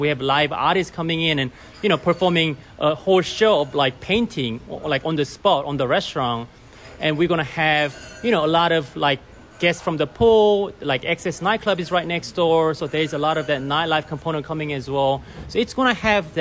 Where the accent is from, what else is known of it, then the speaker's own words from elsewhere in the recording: Australia; moved away as an adult; also born or lived in Korea / Japan / Singapore / Hong Kong; now in United States; I was born in Korea and I grew up in Australia